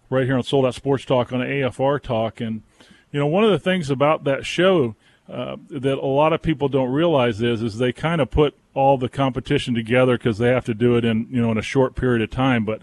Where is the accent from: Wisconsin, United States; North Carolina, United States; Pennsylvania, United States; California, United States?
North Carolina, United States; Wilmington; Of course, it's not too far from us here in Boone, North Carolina, and I'm from Wilmington, which is not too far from there either.